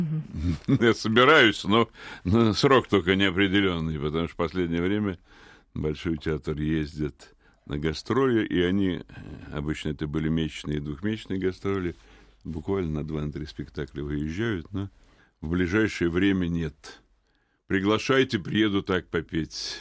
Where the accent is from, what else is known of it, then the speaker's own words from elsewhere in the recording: Moscow, Russia; я родился в Москве 68 лет назад в семье военного